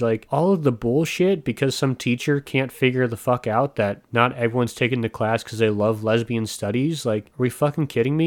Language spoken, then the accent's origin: English; United States